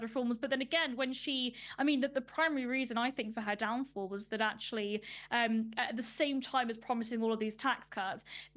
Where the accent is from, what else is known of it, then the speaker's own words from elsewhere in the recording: London, United Kingdom; I grew up in Northwest London in Ruislip